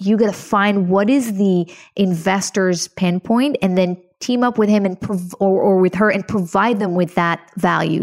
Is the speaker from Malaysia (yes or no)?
no; Israel; moved away; I'm originally from Israel. I was born to a very, very poor family